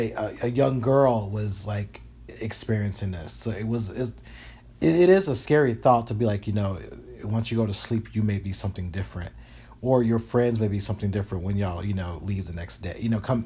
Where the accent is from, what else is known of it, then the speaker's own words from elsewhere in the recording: Illinois, United States; born there; my father was from Illinois, and so and I think I was born in Illinois.